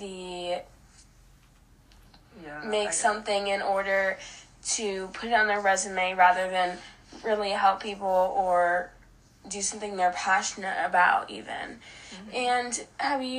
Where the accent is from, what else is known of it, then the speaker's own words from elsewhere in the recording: Iowa, United States; growing up in Iowa, there's not a lot of diversity here